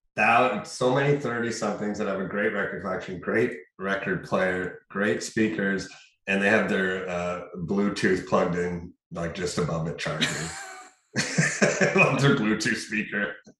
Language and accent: English; Sault Ste. Marie, Ontario, Canada; Sault Ste. Marie, my hometown